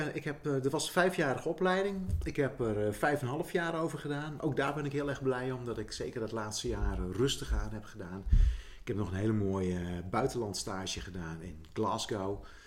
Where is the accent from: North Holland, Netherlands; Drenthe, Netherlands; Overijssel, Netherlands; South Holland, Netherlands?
Drenthe, Netherlands; Zuidlaren; moved away; toen wij in Zuid-Laren woonden